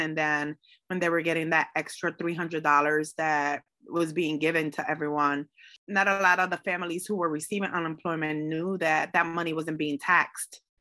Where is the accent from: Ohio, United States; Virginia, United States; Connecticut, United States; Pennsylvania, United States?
Connecticut, United States; Hartford; I am born and raised in the north end of Hartford in the Clay Arsenal neighborhood